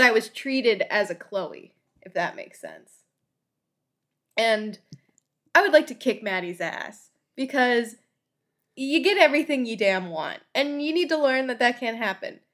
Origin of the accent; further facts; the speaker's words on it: Florida, United States; I'm from Florida